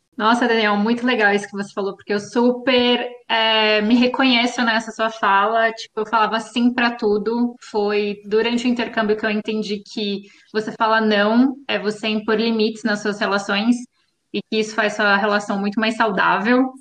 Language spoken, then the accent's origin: Portuguese; Osasco, São Paulo, Brazil; moved away as an adult; now in Sicily, Italy; Eu vim diretamente do mundo mágico de Oz, Uhul. Osasco, São Paulo